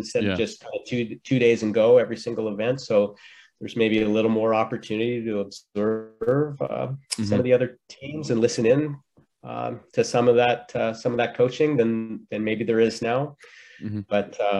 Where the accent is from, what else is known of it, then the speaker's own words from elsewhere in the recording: Red Deer, Alberta, Canada; moved away; back in Red Deer, my hometown